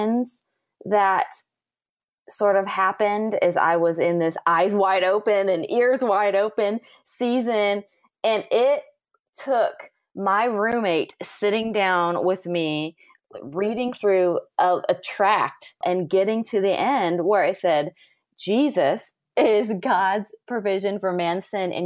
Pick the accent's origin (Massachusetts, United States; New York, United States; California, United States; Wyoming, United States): California, United States; moved away as an adult; I grew up in California, and I was there until I was about 26 or 27.